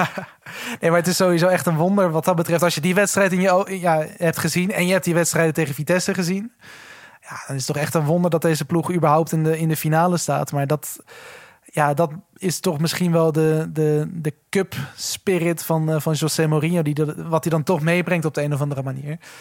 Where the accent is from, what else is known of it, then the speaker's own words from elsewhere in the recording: Netherlands; het land waar we vandaan komen